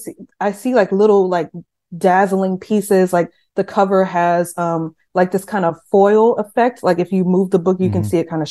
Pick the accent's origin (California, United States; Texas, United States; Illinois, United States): Texas, United States; Seguin; My town is very small. I'm from Seguin, Texas, which is like population 25,000 people